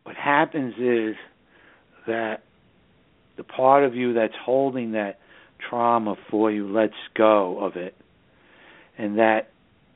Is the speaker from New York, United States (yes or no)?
yes; New York City, New York, United States; the northern suburbs of New York City, which is my hometown